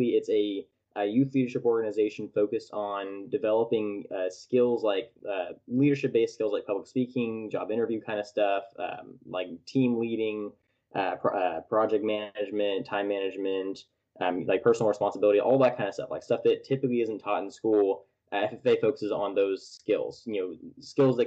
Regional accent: Tulare, California, United States; now in Fresno, United States; I was born and raised in Tulare, California, which is right in the smack dab center of California.

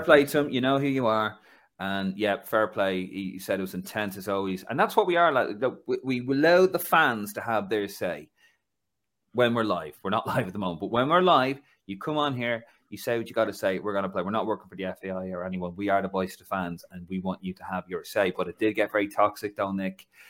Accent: Ireland; moved away; also born or lived in London; the village I come from in Ireland is eight thousand years old

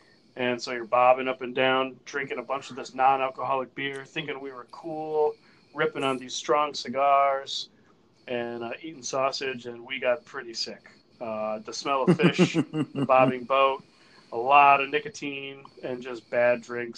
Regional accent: United States; first language Spanish; English is a second language; I grew up near Long Island Sound. and I grew up working in a fishing store

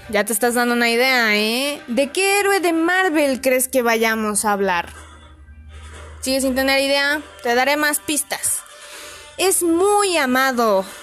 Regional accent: Mexico; Una que considero que es muy importante para nosotros como diplomáticos mexicanos

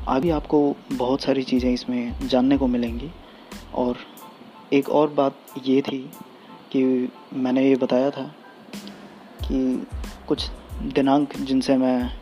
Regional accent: Garhwal division, Uttarakhand, India; मूलतः मैं निवासी गढ़वाल मंडल का हूँ और मुझे गढ़वाली ज़्यादा आती है

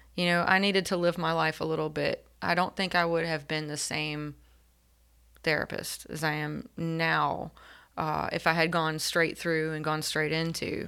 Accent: Elizabeth City, North Carolina, United States; grew up in Elizabeth City and tried to leave a couple of times

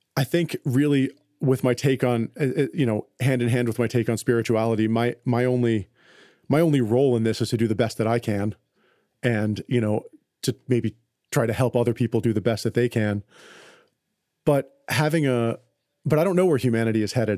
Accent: United States; I'm an American. I live in a materialistic culture

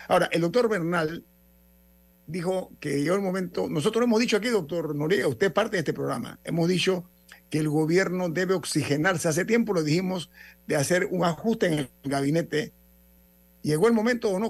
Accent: Panama; como panameños dignos

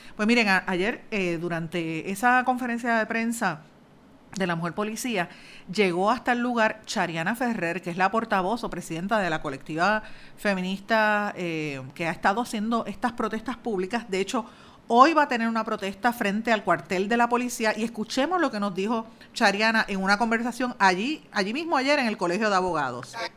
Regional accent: Guaynabo, Puerto Rico; soy de Guainabo

